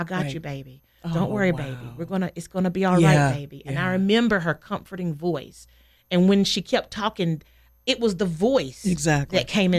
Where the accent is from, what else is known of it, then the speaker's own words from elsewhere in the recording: Saint Pauls, North Carolina, United States; I grew up in St. Paul's, North Carolina, very small town.